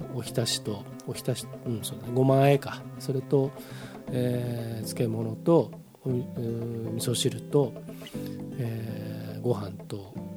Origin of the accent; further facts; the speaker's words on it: Hamamatsu, Shizuoka, Japan; moved away; 僕の実家の方もあの避難勧告とかなんか警報が出て携帯のあのアラームが鳴りっぱなしだったという話を聞きましたけれどもまああの冠水するとねあのうちの近所もそうなんですけど街中も冠水するとえらいことになるんですよ浜松って。